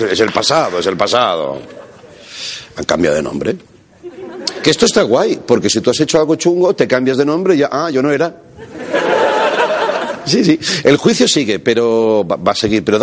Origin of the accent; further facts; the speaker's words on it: Catalonia, Spain; Yo estoy por la igualdad, pero también soy catalán, ¿no? Esto no se pierde.